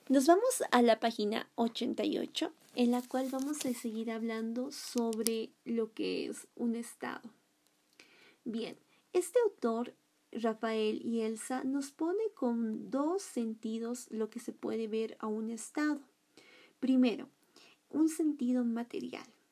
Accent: Bolivia; nosotros los bolivianos

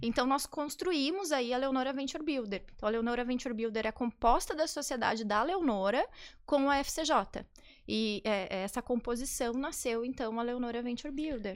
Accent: Campo Grande, Mato Grosso do Sul, Brazil; moved away as an adult; Eu sou de Campo Grande, do Mato Grosso do Sul

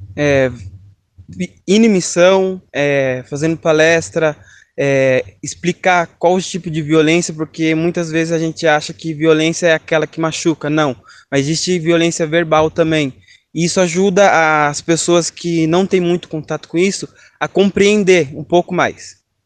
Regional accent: Piedade, São Paulo, Brazil; sou da cidade de Piedade, interior de São Paulo

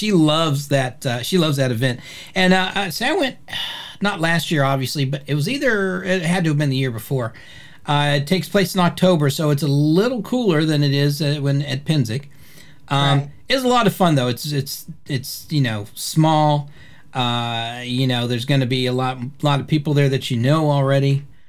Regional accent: Indianapolis, Indiana, United States; born there; and I was born in the Midwest. I was born in Indianapolis, Indiana. So, and they've got a distinctive accent there as well.

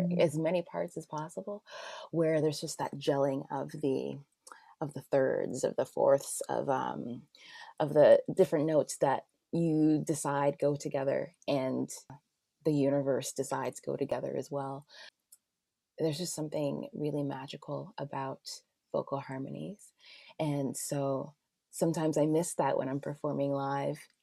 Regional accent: Toronto, Ontario, Canada; I grew up in Scarborough

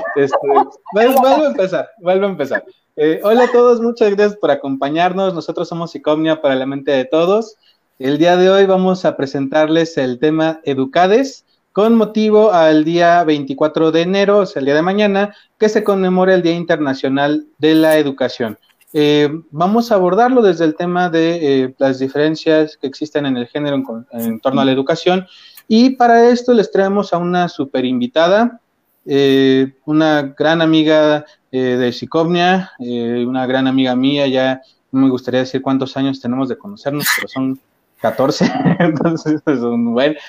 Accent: Mexico; como mexicanos

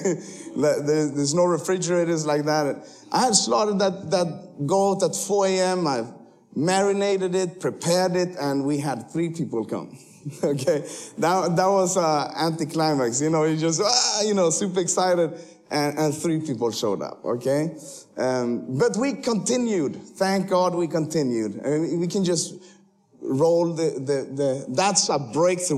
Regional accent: Sweden; moved away as an adult; now in Kenya; you cannot see that I'm from Sweden, but I actually was born there

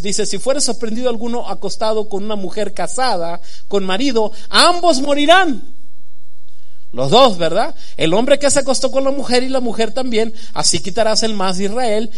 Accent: Sinaloa, Mexico; moved away; yo que soy de Sinaloa

